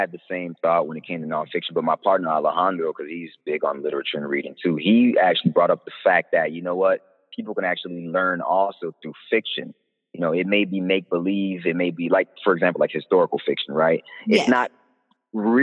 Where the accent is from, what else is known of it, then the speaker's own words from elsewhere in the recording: Miami, Florida, United States; moved away; also born or lived in New Mexico; I grew up in Miami. I grew up in Florida.